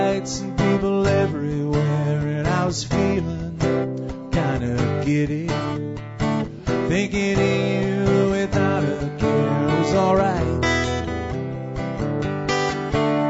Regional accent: Montreal, Quebec, Canada; also born or lived in Vancouver / Calgary; now in Twin Butte, Canada; I'm originally from Montreal

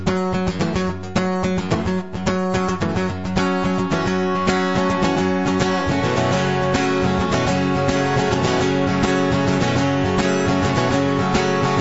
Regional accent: Prince Albert, Saskatchewan, Canada; So I'm from a little town, not really little, but sort of little. I'm in Saskatchewan. Named Prince Albert.

